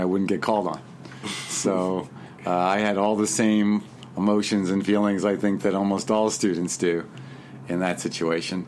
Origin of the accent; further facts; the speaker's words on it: Long Island, New York, United States; I was raised in Long Island, New York, back in the days when it was pretty rural